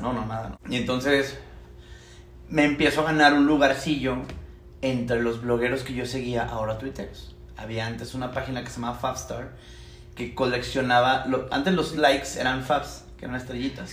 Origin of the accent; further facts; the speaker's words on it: Chihuahua, Mexico; moved away as an adult; now in Mexico City, Mexico; Yo soy ingeniero mecánico de Chihuahua.